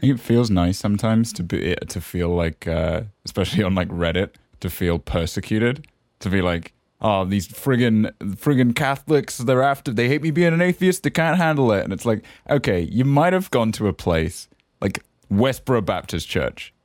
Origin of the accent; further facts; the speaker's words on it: the Cotswolds, South West England, United Kingdom; moved away; also born or lived in San Francisco; I'm from the Cotswolds. We don't articulate any consonants.